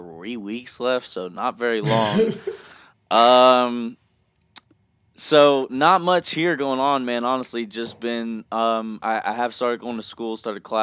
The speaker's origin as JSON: {"language": "English", "region": "the South", "country": "United States", "also_born_or_lived": "New Jersey", "said": "I am from the South though, so I do use some slang"}